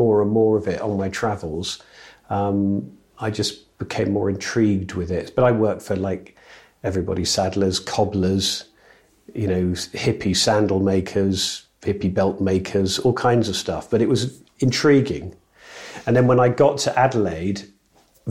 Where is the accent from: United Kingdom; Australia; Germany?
United Kingdom; near Northampton, East Midlands; I grew up near Northampton